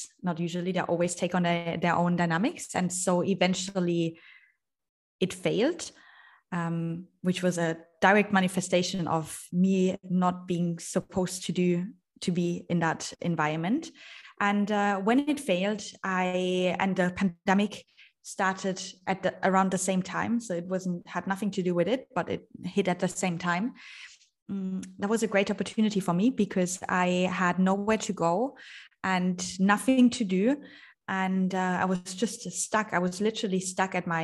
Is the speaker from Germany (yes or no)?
yes; Germany; moved away as an adult; also born or lived in Vienna / London / Shanghai; I am originally from Germany. I left Germany when I was 19 years old